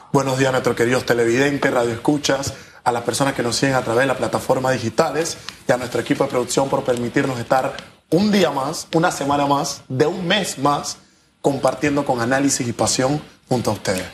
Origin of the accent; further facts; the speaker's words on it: Panama; Tenemos nosotros como panameños